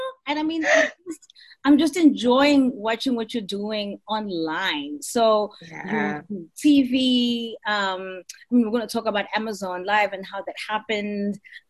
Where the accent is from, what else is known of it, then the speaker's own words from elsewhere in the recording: Soweto, Gauteng, South Africa; I'm from Soweto. And I didn't grow up in an affluent space. And so how I learned English was listening to R&B and hip hop, which is why I sound the way